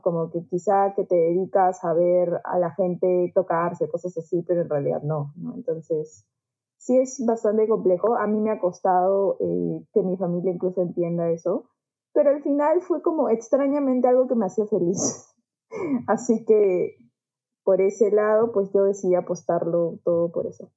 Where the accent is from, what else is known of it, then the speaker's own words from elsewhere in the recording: Juliaca, Puno, Peru; moved away; also born or lived in Lima; yo tampoco soy de Lima, yo soy eh, de Juliaca, de Puno